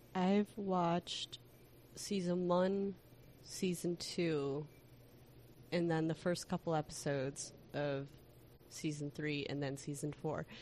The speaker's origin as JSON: {"language": "English", "town": "Chicago", "region": "Illinois", "country": "United States", "said": "as a Chicagoan"}